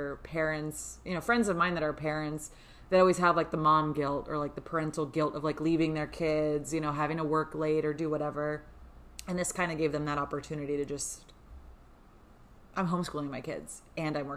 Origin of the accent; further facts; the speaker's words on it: South Florida, United States; We've lived in South Florida almost our whole lives